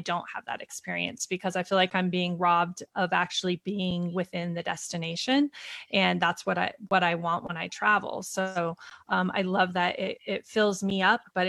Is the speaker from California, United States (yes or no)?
no; Montana, United States; moved away; I grew up in Montana